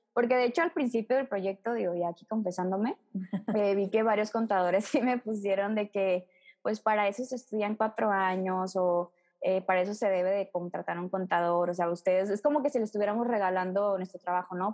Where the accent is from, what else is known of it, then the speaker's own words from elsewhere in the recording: Mexico; nuestra obligación como mexicanos